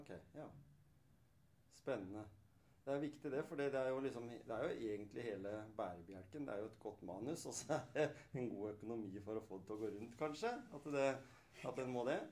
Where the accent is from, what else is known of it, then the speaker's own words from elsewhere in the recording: Skien, Telemark, Norway; Selv om jeg er oppvokst på Hjemsø i Skien